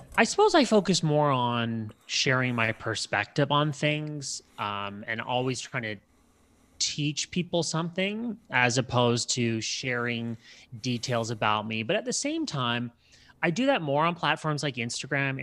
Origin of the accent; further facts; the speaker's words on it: Canada; I'm Canadian